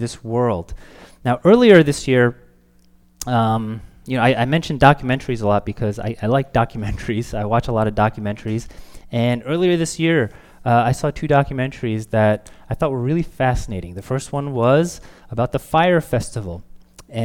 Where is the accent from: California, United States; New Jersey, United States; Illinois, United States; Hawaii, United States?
New Jersey, United States; Maplewood; you know what town I grew up in New Jersey? Maplewood